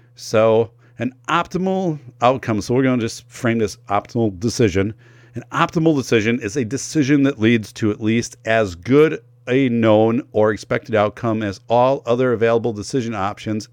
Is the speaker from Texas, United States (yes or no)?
no; northern Wisconsin, United States; I'm from Wisconsin, northern Wisconsin